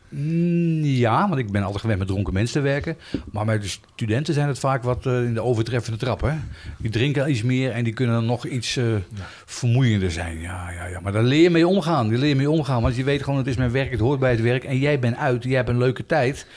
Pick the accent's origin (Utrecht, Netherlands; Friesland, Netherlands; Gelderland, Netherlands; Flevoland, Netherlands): Utrecht, Netherlands; moved away as an adult; now in Houten, Netherlands; Ik ben opgegroeid op Knaleiland in Utrecht